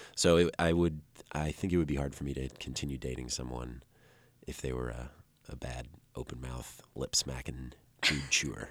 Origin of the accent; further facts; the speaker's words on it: Dixon, Illinois, United States; two hours west of Chicago. I grew up in Dixon, Illinois.